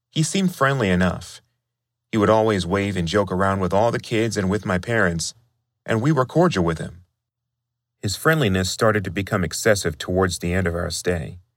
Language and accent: English; California, United States; I'm from California